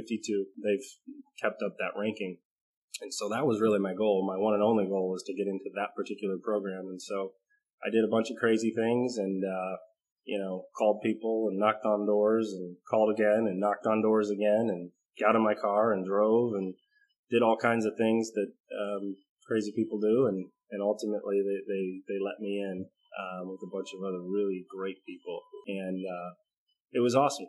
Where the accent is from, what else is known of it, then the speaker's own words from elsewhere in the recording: Hartville, Ohio, United States; I grew up in Stark County, Hartville, Uniontown area